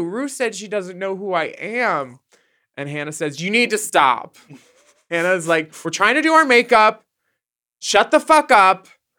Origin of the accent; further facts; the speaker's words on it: Australia; as an Australian, like